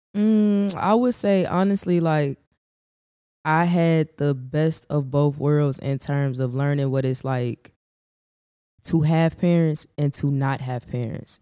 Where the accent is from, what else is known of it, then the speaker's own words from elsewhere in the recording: Chicago, Illinois, United States; also born or lived in Gary, Indiana; I was raised on the South Side